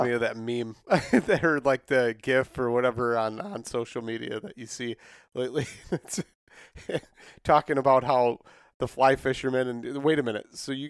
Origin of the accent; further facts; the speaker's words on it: Midwest, United States; moved away; I'm from the Midwest, so it's a little bit different here.